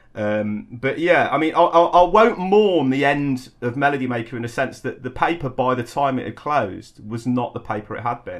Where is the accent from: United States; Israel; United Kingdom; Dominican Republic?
United Kingdom; Coventry, West Midlands; moved away; also born or lived in London; I was a kid from Coventry